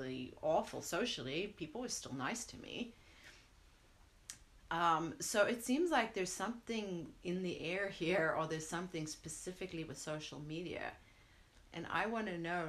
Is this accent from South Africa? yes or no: yes; South Africa; now in United States; growing up in South Africa